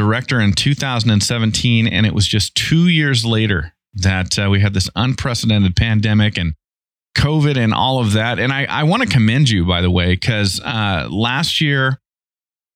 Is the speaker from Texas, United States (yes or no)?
no; Idaho, United States; I'm from Idaho